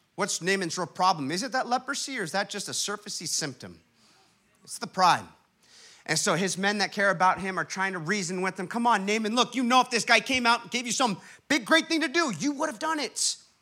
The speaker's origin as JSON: {"language": "English", "town": "Huntington Beach", "region": "California", "country": "United States", "tie": "born or raised there", "said": "my hometown, Huntington Beach, California"}